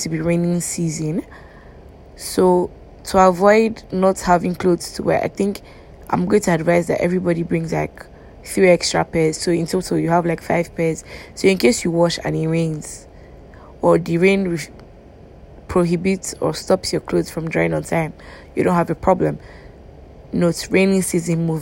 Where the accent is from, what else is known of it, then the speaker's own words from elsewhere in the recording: Nigeria; as a Nigerian.